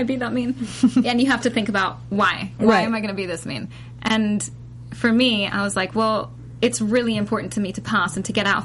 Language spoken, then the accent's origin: English; Dubai, United Arab Emirates; now in United States; I grew up in Dubai